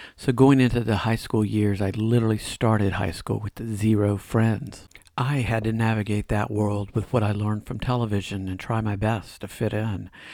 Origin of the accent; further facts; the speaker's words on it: right outside of Atlanta, Georgia, United States; I grew up right outside of Atlanta in a lower middle class neighborhood.